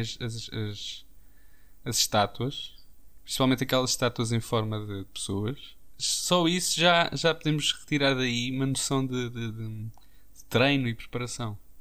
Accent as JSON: {"language": "Portuguese", "country": "Portugal", "said": "como bons portugueses que somos"}